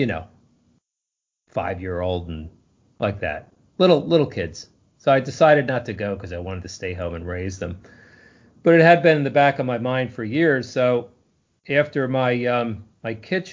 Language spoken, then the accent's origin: English; New Jersey, United States; moved away as an adult; also born or lived in Point Pleasant, New Jersey; now in South Carolina, United States; I grew up in New Jersey, and I've actually been in South Carolina for 16 years, so I'm almost not a Yankee anymore